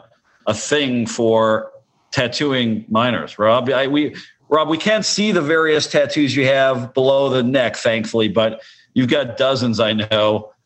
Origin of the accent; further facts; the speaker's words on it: Canada; You know, I'm from Canada, so I don't know anything about these traditions you call